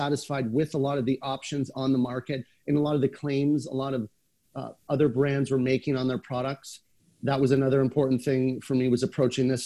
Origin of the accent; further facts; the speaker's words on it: Canada; being a Canadian